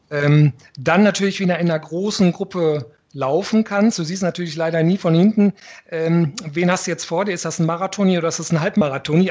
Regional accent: Northern Germany, Germany; als Norddeutscher

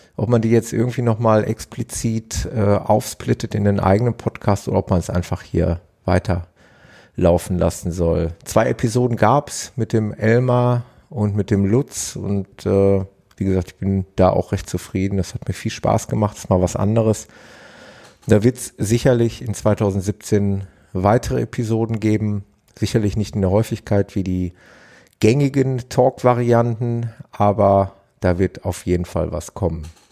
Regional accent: Ruhr area, North Rhine-Westphalia, Germany; hier bei uns im Ruhrgebiet

